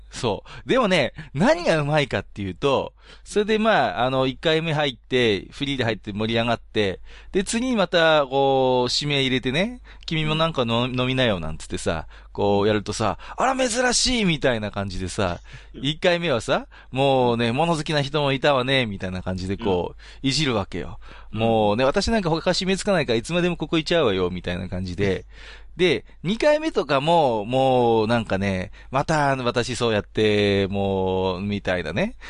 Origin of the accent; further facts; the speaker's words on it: Iwate, Japan; 僕岩手ですけど